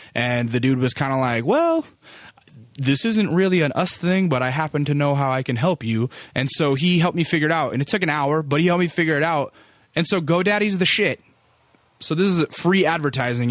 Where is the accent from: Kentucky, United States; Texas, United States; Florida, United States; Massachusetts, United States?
Texas, United States; San Antonio; I was born in San Antonio.